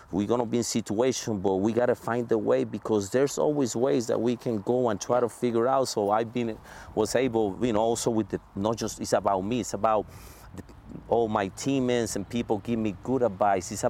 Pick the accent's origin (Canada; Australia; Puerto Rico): Puerto Rico; strong yes Puerto Rico